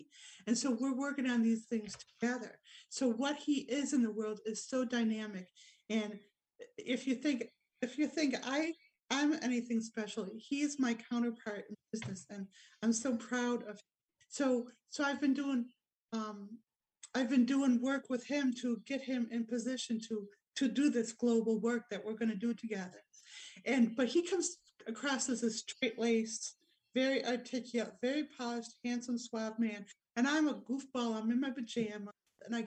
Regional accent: Rochester, New York, United States; now in Wodonga, Australia; Rochester, New York, my hometown

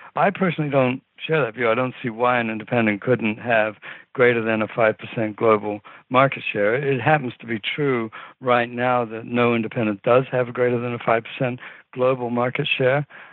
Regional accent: New Zealand; moved away; I grew up in New Zealand.

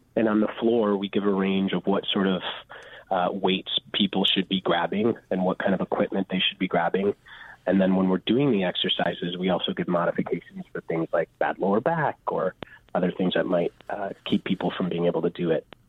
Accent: Chicago, Illinois, United States; I'm actually born and raised in Chicago

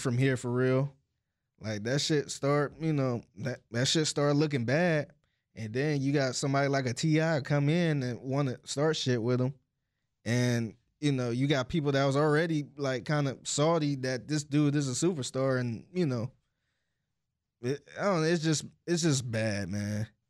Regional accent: Cleveland, Ohio, United States; I'm from Cleveland

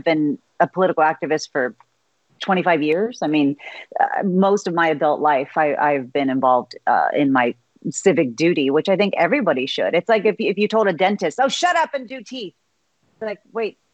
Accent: Texas, United States; a ninth-generation Texan

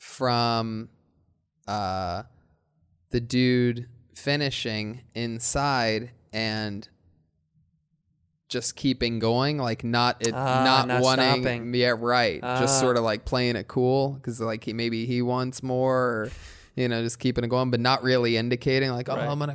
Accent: Midwest, United States; now in California, United States

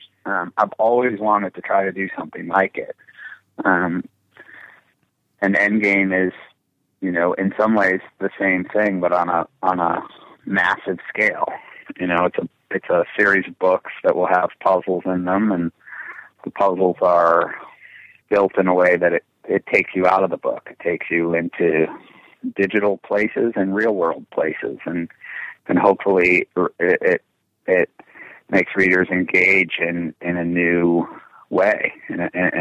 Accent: Cleveland, Ohio, United States; I grew up in Cleveland

